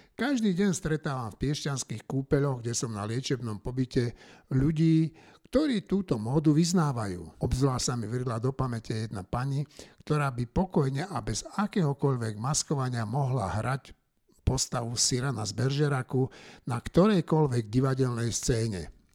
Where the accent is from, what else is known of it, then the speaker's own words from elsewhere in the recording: Slovakia; my Slováci poctiví